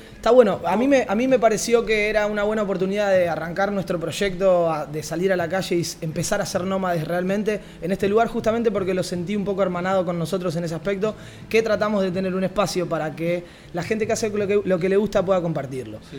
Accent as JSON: {"language": "Spanish", "town": "Rosario", "region": "Santa Fe", "country": "Argentina", "moved": "yes", "lives_now": "Barcelona, Spain", "said": "desde el otro lado del charco, como buenos rosarinos que somos"}